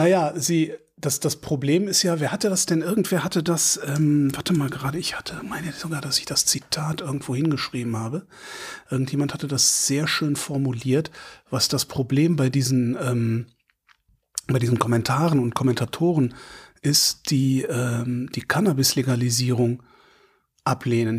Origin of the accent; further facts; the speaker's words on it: near Frechen, North Rhine-Westphalia, Germany; Frechen, weil das ist da in der Nähe von wo ich groß geworden bin